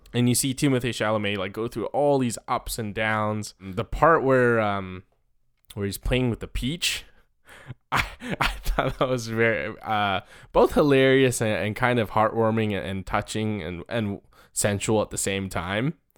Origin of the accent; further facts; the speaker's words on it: Taiwan; moved away; where I grew up in Taiwan